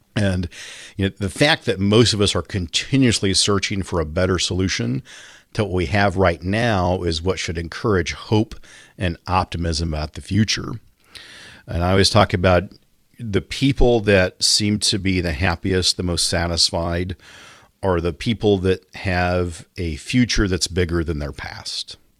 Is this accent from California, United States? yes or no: no; Kansas, United States; in my hometown, the paper came out once a week